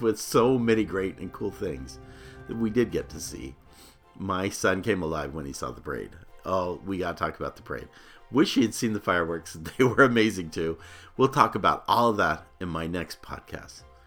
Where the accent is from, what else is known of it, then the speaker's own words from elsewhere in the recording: Phoenix, Arizona, United States; growing up in Phoenix, Arizona